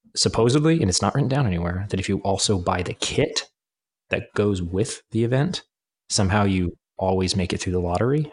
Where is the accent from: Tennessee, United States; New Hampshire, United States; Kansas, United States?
Kansas, United States; I'm from Kansas, from the, the prairie area, and then it's right next to the Flint Hills